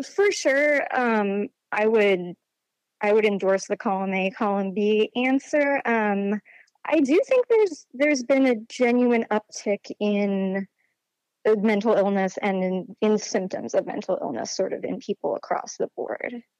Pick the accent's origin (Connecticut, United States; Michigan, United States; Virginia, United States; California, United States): Virginia, United States; Charlottesville; I grew up in Charlottesville, Virginia